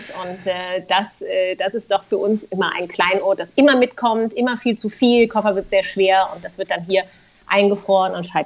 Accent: Wiesbaden, Hesse, Germany; Ja, also das muss doch meine Heimatstadt Wiesbaden sein.

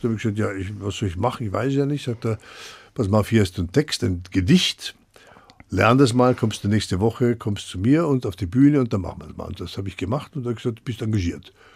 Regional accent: Vienna, Austria; moved away as an adult; also born or lived in Brno / Düsseldorf; now in Frankfurt, Germany; komme ich aus Wien, ich bin ja Wiener

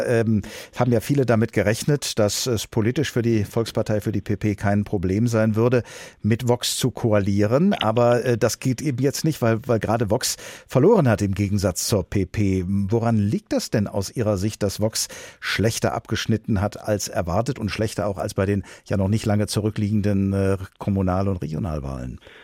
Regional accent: Germany; Hier bei uns in Deutschland

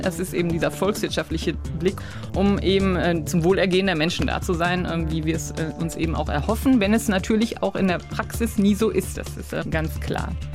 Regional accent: Essen, North Rhine-Westphalia, Germany; also born or lived in Cologne; Nein, ganz kurz nach meiner Geburt sind wir schon nach Essen gezogen. Also ich bin in Essen aufgewachsen

